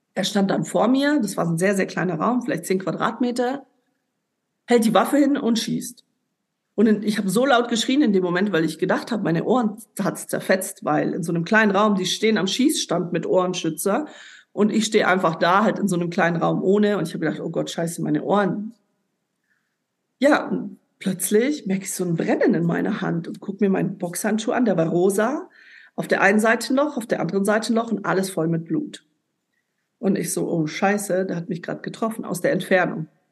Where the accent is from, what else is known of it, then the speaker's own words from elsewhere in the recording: Ulm, Baden-Württemberg, Germany; moved away as an adult; also born or lived in Lebanon; nach Ulm, also in meine Heimat damals. Ich bin ja dann weggezogen in dem Jahr